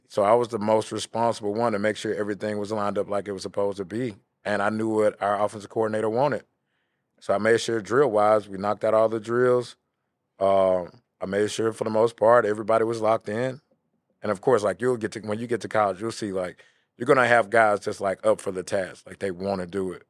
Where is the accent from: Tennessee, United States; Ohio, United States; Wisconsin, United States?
Tennessee, United States; Memphis; I'm from Bing Hampton